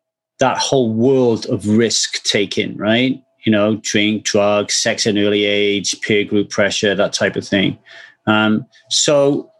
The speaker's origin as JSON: {"language": "English", "region": "South Wales", "country": "United Kingdom", "tie": "born or raised there", "moved": "yes", "lives_now": "Southern California, United States", "said": "I grew up in Wales in the UK"}